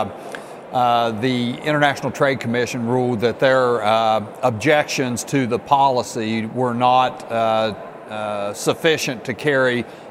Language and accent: English; Jackson County, West Virginia, United States; I'm from Jackson County